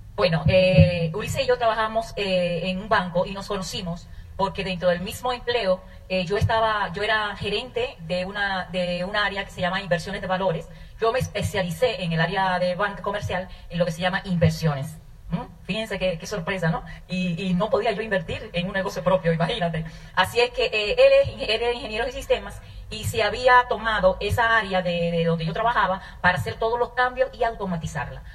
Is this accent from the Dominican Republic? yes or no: yes; Dominican Republic; moved away; also born or lived in Bahía de Manzanillo, Dominican Republic / New York, United States / Virginia, United States; yo nací en República Dominicana, eh, en un campo